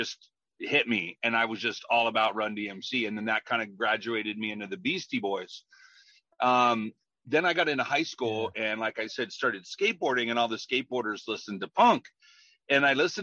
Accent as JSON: {"language": "English", "town": "Grass Valley", "region": "California", "country": "United States", "tie": "born or raised there", "said": "I grew up in Grass Valley, up in the sticks, you know, up in the mountains"}